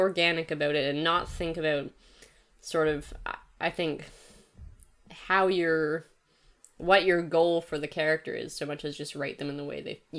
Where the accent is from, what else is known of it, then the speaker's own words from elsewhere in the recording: Canada; I like British people more than I like my own people, the Canadians.